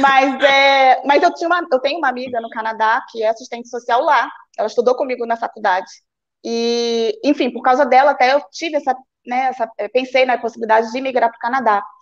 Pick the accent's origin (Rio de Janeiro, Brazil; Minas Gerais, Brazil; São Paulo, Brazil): Rio de Janeiro, Brazil; Rio Bonito; moved away as an adult; also born or lived in Nova Friburgo, Brazil; now in Portugal; sou nascida em Rio Bonito, que é uma cidade bem de interior